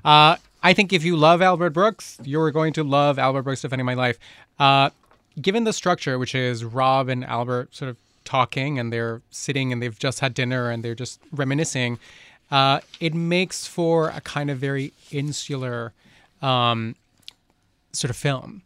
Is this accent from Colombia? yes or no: yes; Colombia; moved away; I grew up in Colombia